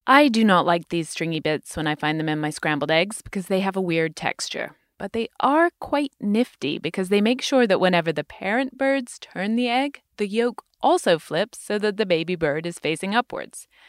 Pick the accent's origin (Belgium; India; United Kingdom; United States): United Kingdom; moved away; my home country, the U K